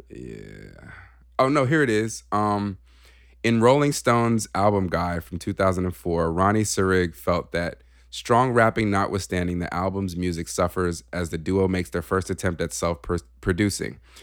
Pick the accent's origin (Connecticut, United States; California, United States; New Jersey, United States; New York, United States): California, United States; moved away; we're from California